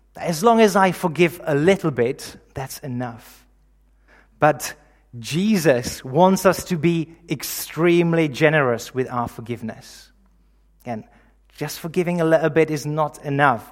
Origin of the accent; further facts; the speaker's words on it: Czechia; moved away; I'm originally from the Czech Republic, in case you're wondering about the accent